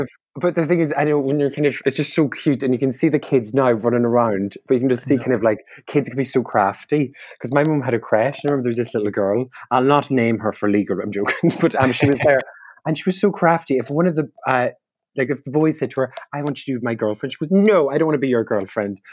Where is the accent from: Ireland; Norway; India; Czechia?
Ireland; County Donegal; now in London, United Kingdom; I'm a comedian, improviser, and comedy writer from Donegal in Ireland